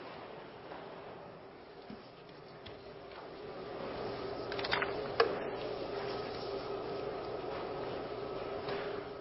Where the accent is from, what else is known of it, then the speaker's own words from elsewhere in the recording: Northern Virginia, United States; growing up in Northern Virginia